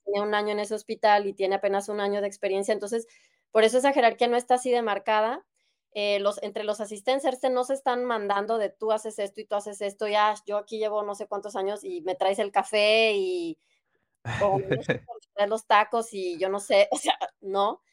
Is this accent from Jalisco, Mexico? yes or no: yes; Guadalajara, Jalisco, Mexico; moved away as an adult; now in Germany; yo soy de México, de Guadalajara, y ahí estudié medicina